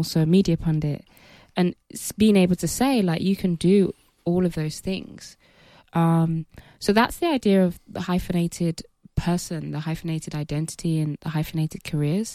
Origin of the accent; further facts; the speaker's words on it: England, United Kingdom; I grew up in England, but my family are of Nigerian heritage